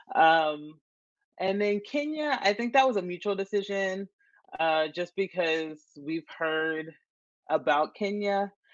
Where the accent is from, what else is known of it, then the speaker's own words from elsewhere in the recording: Nashville, Tennessee, United States; also born or lived in Chattanooga, Tennessee / Johnson City, Tennessee; I'm from Tennessee. My um I was born and raised in Nashville.